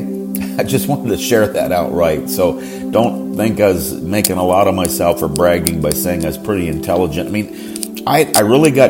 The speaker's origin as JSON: {"language": "English", "town": "Johnstown", "region": "Pennsylvania", "country": "United States", "tie": "born or raised there", "moved": "yes", "said": "the six-bedroom house I grew up in here in Johnstown, Pennsylvania"}